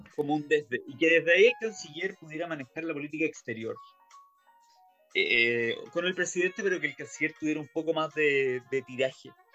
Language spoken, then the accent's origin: Spanish; Chile